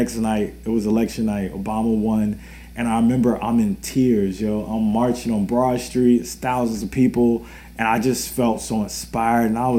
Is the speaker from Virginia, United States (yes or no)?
yes; Richmond, Virginia, United States; I'm locally from Richmond.